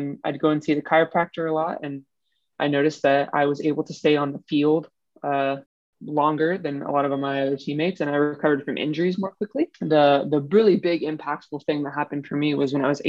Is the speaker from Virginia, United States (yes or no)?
yes; Northern Virginia, United States; moved away as an adult; also born or lived in San Francisco Bay Area; I'm originally from the East Coast of the U.S. I grew up in Northern Virginia